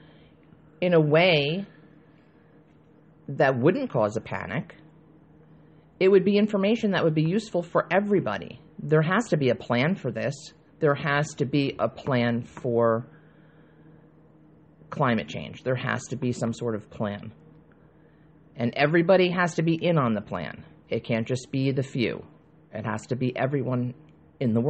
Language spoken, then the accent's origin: English; United States; we as the American people